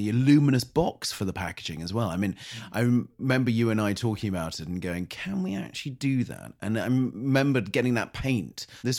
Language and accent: English; United States; born there; Snoopy was put in my cot when I was born in America.